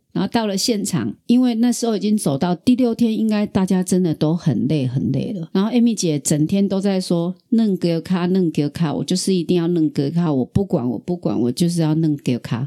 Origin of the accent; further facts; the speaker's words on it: Taiwan; also born or lived in Kaohsiung; 身为台湾人